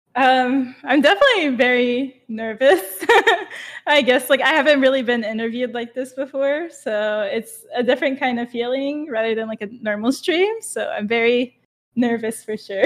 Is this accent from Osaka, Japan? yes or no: no; Okinawa, Japan; moved away as an adult; now in United States; I grew up in Japan till I was eighteen.